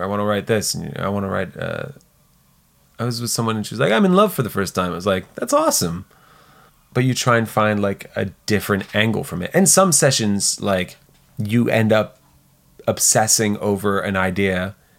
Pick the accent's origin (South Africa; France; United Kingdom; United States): France; south of France; moved away; we grew up in the South of France